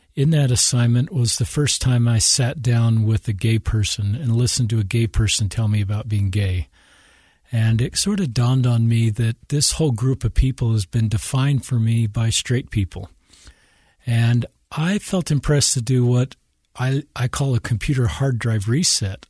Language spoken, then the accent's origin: English; Salt Lake City, Utah, United States; I'm um, native of Utah. Grew up here in Salt Lake City.